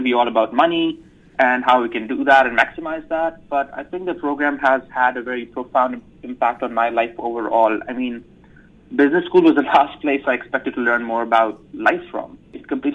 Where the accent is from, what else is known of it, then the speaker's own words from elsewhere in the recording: Islamabad, Islamabad Capital Territory, Pakistan; moved away as an adult; also born or lived in United States; now in Rochester, United States; I'm originally from Islamabad, Pakistan. I was born and raised in Pakistan, and I came to the U.S. in 2015